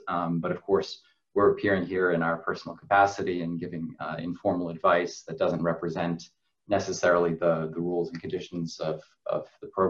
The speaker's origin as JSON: {"language": "English", "country": "United States", "said": "I'm originally from the United States."}